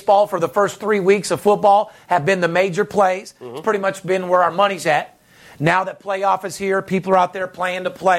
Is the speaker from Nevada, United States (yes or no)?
yes; Las Vegas, Nevada, United States; I'm third generation born and raised in Las Vegas